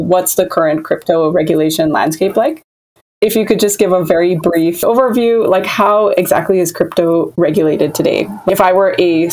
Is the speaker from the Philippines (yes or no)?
yes; Philippines; I'm actually from the Philippines